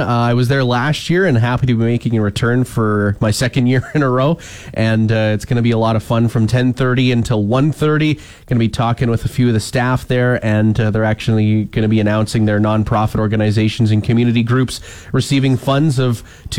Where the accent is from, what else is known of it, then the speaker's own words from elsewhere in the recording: Waka, Texas, United States; Yeah, we had one location in my hometown, Waka. I do believe it was the small town bar in Waka.